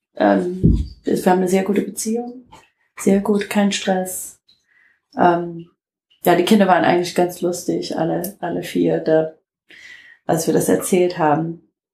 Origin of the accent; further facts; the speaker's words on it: Detroit, Michigan, United States; German is a second language; moved away as an adult; now in Germany; Ich komme aus Detroit